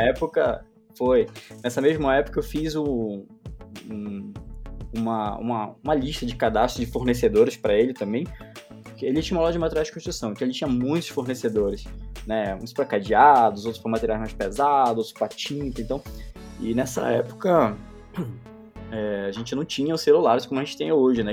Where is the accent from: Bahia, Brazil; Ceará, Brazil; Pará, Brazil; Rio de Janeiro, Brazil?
Pará, Brazil; Belém; eu sou de Belém do Pará